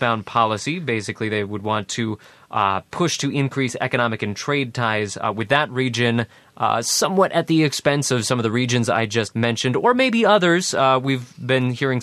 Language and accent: English; United States; born or raised there; moved away